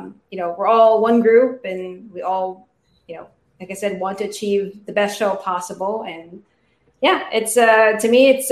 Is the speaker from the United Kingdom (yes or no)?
no; Philippines; moved away as an adult; now in United States; I was actually born and raised in the Philippines